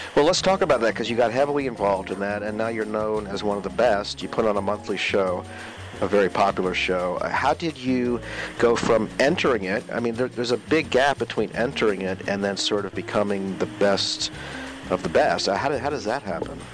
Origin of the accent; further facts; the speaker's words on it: Maryland, United States; also born or lived in Northern Virginia; I'm from Northern Virginia and then Maryland.